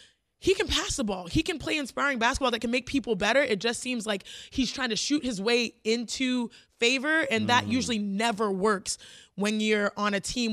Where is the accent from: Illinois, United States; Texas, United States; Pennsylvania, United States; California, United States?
Texas, United States; Houston; y'all know I'm from Houston